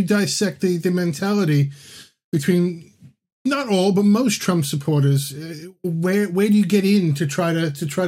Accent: Long Island, New York, United States; moved away as an adult; now in United Kingdom; Long Island, where I spent most of my years

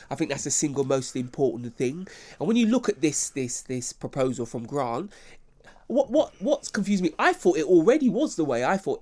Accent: United Kingdom; I'm proud of being British

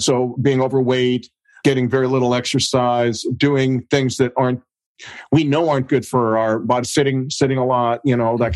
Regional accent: United States; I'm an American

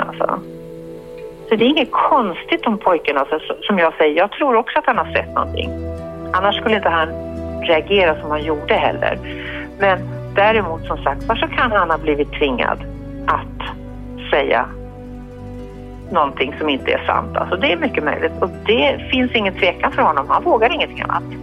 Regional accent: Sweden; vi svenskar

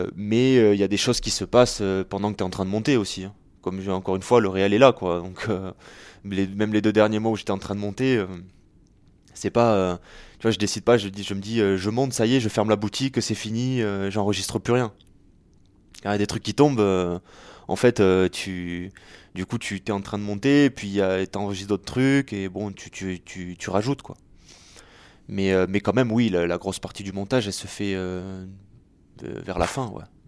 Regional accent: Béziers, Occitania, France; moved away; also born or lived in Paris; c'est une histoire avec laquelle j'ai grandi, puisque je suis né à Béziers en 1991

